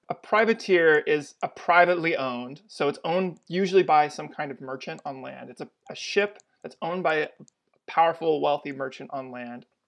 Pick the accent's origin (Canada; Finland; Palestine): Canada; Atlantic Canada; I'm from Atlantic Canada